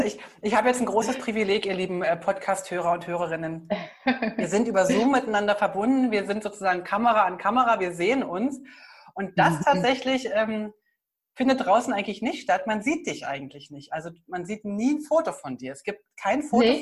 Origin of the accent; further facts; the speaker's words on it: East Germany, Germany; Ich bin ja im Osten groß geworden.